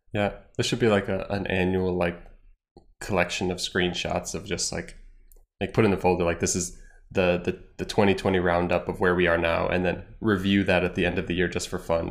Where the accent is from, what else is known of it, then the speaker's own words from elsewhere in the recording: United States; moved away as an adult; now in Ireland; as an American in Ireland